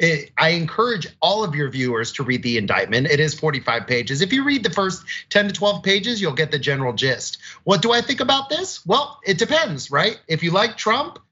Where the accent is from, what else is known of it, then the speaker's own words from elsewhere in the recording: Florida, United States; the governor of Florida, my home state